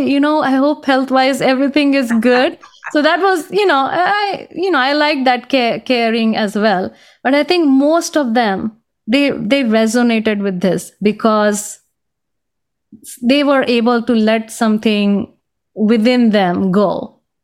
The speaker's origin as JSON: {"language": "English", "country": "India", "tie": "born or raised there", "also_born_or_lived": "Boston", "second_language": "English", "moved": "as an adult", "lives_now": "United States", "said": "growing up in India, you know, I experienced a lot of discrimination"}